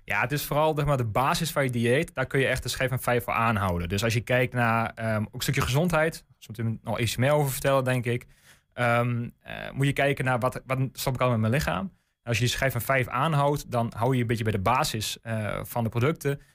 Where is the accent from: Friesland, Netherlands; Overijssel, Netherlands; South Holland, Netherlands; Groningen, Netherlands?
Overijssel, Netherlands; De Lutte; ik kom zelf uit de Lutte. Ehm, dus echt kind van de regio